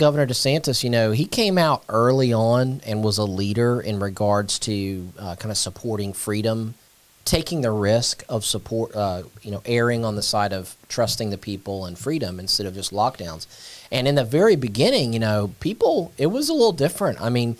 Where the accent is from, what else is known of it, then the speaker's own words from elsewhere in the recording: Brandon, Florida, United States; We're from Brandon.